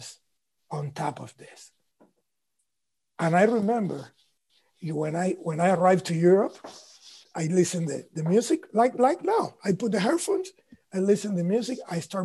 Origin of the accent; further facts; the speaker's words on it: Cuba; English is a second language; moved away; I come from Cuba